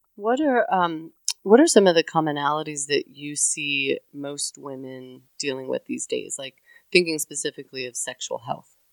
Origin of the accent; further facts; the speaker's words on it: Connecticut, United States; now in the South, United States; I come from Connecticut, so I've never worked in New England